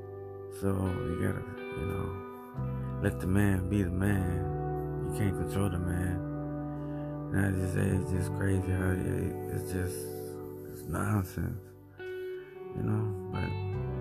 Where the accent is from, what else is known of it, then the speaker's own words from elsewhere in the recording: United States; my parents came from El Salvador to the United States. And, thank my parents, I was born in the United States